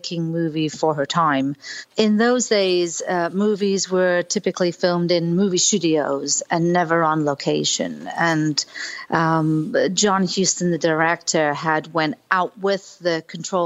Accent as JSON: {"language": "English", "country": "United Kingdom", "moved": "as an adult", "lives_now": "Key Largo, United States", "said": "I'm from Britain"}